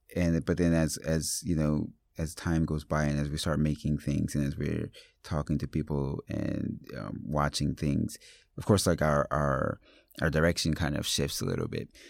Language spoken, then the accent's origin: English; Paterson, New Jersey, United States; I grew up in Paterson, New Jersey